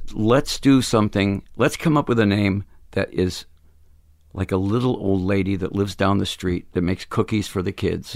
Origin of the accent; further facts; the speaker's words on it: Phoenix, Arizona, United States; We're from Phoenix